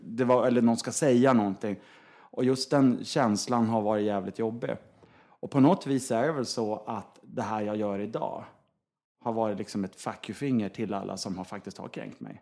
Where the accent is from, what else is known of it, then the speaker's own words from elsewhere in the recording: Norrland inland, Sweden; jag är uppvuxen i Norrlands inland